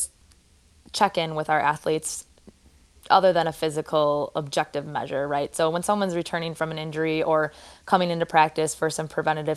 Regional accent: Wisconsin, United States; moved away as an adult; also born or lived in Oregon; I grew up in Wisconsin, went to school in Wisconsin

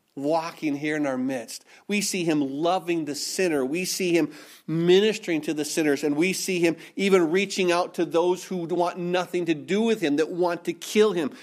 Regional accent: Minnesota, United States; I was born and raised in Minnesota

